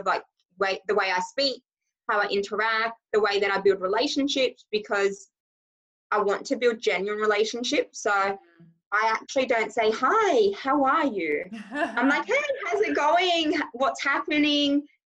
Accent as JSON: {"language": "English", "region": "Scotland", "country": "United Kingdom", "accent": "Australian and Scottish mix", "said": "I'm actually originally from Scotland. So you will hear some of my words."}